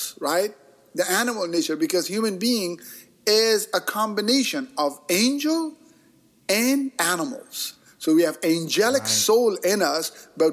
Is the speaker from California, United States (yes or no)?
yes; Bay Area, California, United States; I grew up in the Bay Area here